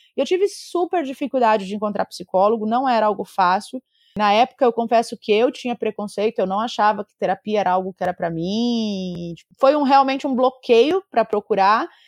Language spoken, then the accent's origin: Portuguese; Mato Grosso do Sul, Brazil; moved away; also born or lived in São Paulo / Rio de Janeiro / Santos / Salvador; Eu sou nascida no Mato Grosso do Sul